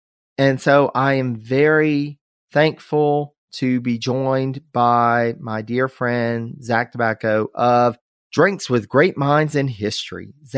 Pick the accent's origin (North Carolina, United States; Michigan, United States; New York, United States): North Carolina, United States; my home state of North Carolina.